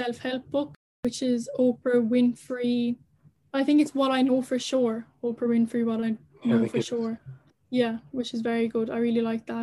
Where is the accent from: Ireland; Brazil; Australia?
Ireland; as Irish people